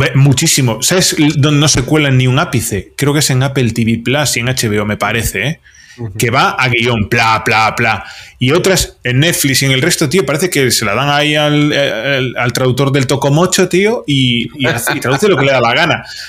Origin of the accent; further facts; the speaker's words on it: Vigo, Galicia, Spain; now in Astigarraga, Spain; yo soy del Celta eh, de Vigo toda la vida